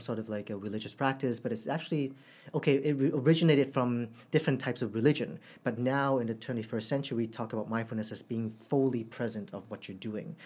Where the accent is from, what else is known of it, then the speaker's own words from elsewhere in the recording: Canada; also born or lived in Hong Kong; now in Singapore; In Canada, I think um, as when I was a kid